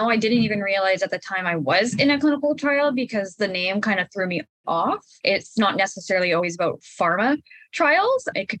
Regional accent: Vancouver, British Columbia, Canada; I'm from Vancouver, BC.

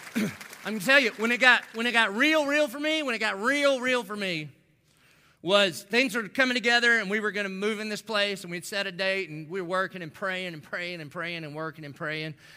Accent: the South, United States; I didn't grow up in church, but I grew up in the South. So, like, every good Southern boy

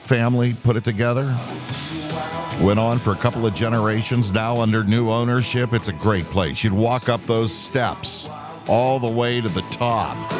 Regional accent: West Middlesex, Pennsylvania, United States; growing up in West Middlesex

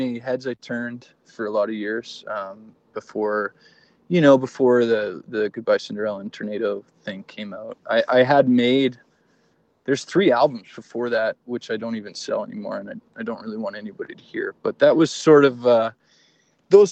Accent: Fort Saskatchewan, Alberta, Canada; also born or lived in Edmonton; I grew up in Fort Saskatchewan, so there was zero art scene there.

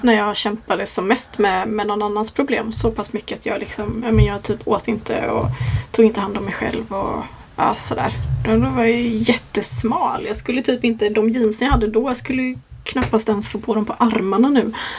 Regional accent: Gränna, Jönköping County, Sweden; moved away as an adult; also born or lived in London; jag ville bort från, från Gränna där jag är uppvuxen.

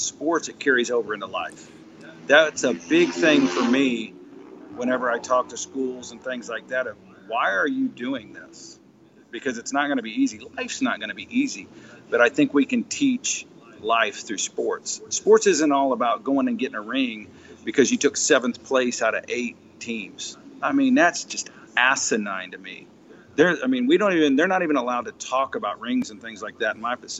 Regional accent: Laurel, Mississippi, United States; my hometown, which is here in Laurel, Mississippi

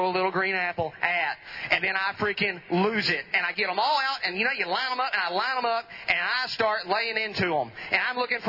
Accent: Edom, Texas, United States; I'm from Van Zandt County

